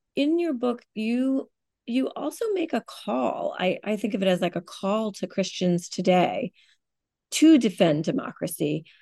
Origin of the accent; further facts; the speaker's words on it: United States; as an American